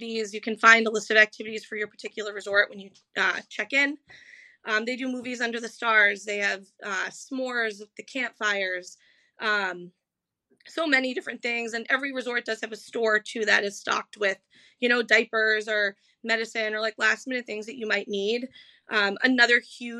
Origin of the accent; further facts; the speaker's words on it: New Hampshire, United States; we're from New Hampshire and have the annual passes